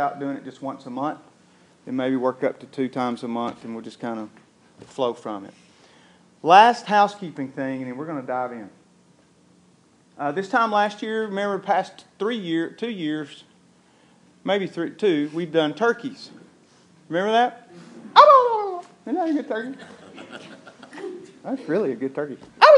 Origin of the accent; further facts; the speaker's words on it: Tullahoma, Tennessee, United States; I'm from Tullahoma, and I get that.